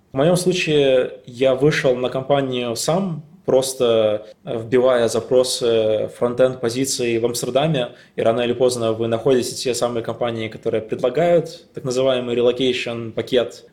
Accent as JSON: {"language": "Russian", "country": "Latvia", "also_born_or_lived": "Riga, Latvia", "moved": "as an adult", "lives_now": "Amsterdam, Netherlands", "said": "я из Латвии, не из России"}